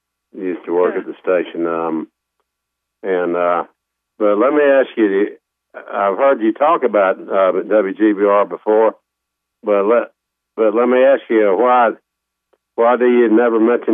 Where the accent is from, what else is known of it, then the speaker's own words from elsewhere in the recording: Goldsboro, North Carolina, United States; moved away; when I was growing up in Goldsboro, Tom, in the 50s, and we moved away in 65, December 65